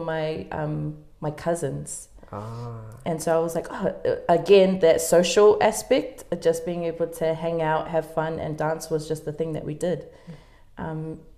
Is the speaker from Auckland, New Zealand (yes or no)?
yes; Auckland, New Zealand; I was born in Auckland, lived and went to school in Central Auckland